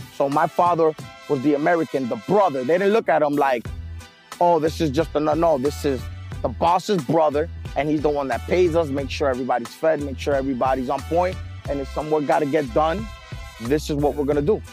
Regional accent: Medellin, Antioquia, Colombia; also born or lived in New York, United States; now in Miami, United States; I was born in New York. When I was born in New York, about uh, a month, a month old, my family took me to Medellin, Colombia, where I lived most of my uh, my childhood growing up

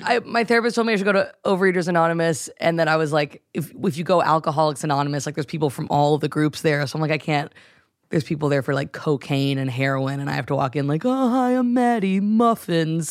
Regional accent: North Carolina, United States; moved away; I grew up in North Carolina

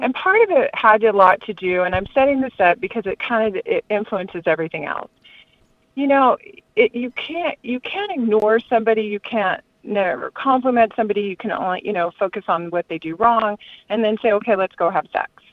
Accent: Southern California, United States; moved away as an adult; I'm from Southern California

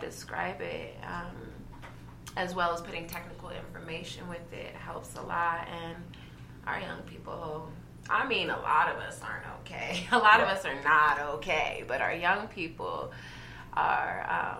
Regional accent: Westminster, United States; I grew up in Westminster

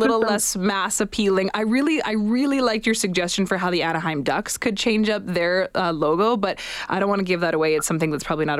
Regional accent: Canada; also born or lived in Edmonton; as a Canadian fan, especially in a city like Edmonton, where we support this team like nothing else

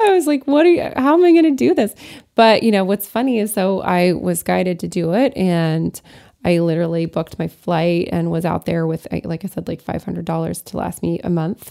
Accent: Lafayette, Colorado, United States; also born or lived in Alsace-Lorraine, France; Lafayette, which is my hometown in Colorado

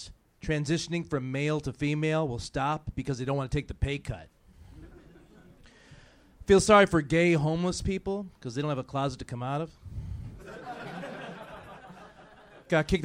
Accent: Cleveland, Ohio, United States; now in Virginia Beach, United States; originally from Cleveland, Ohio

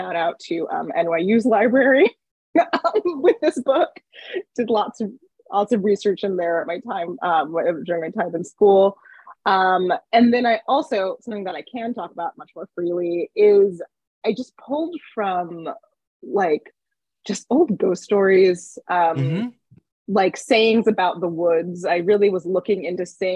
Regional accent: Johnstown, Pennsylvania, United States; moved away as an adult; I grew up in Johnstown, Pennsylvania

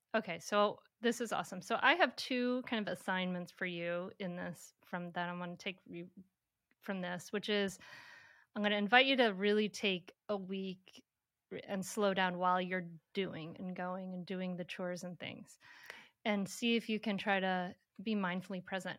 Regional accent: Bristol, Rhode Island, United States; my hometown, Bristol, Rhode Island

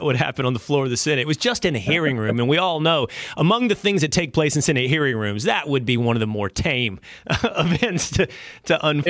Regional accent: Sherman, Texas, United States; I'm from North Texas. I'm from Sherman, Texas.

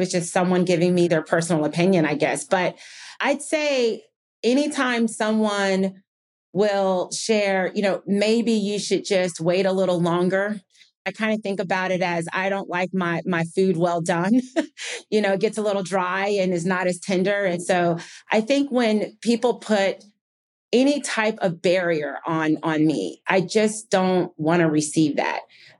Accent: New Jersey, United States; also born or lived in Rochester, New York; I was born in Rochester, New York, and moved to New Jersey. And we were long on love and short on money.

